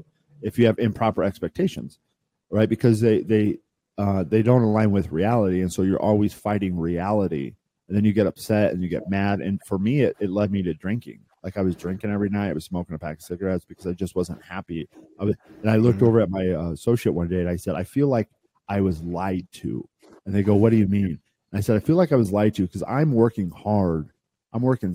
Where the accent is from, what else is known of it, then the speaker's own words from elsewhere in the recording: Midwest, United States; I grew up in the Midwest, right? And I was a farm kid